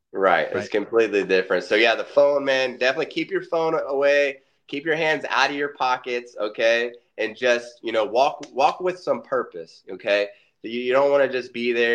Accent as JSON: {"language": "English", "town": "Orlando", "region": "Florida", "country": "United States", "tie": "born or raised there", "said": "I was born and raised in Orlando, Florida"}